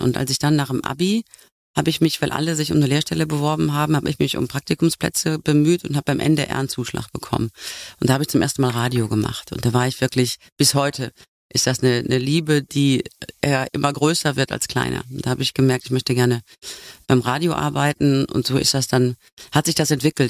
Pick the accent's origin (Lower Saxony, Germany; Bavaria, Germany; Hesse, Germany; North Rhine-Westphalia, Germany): North Rhine-Westphalia, Germany; Ich komme vom Niederrhein